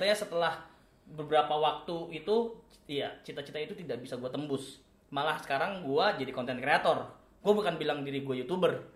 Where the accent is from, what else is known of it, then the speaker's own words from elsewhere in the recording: Karo Batak home village, North Sumatra, Indonesia; moved away; kalau di kampung gua itu kan kental banget ya, adat Batak Karonya